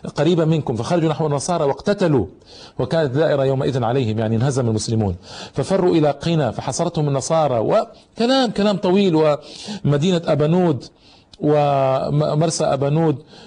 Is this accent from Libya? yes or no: no; Egypt; عندنا في مصر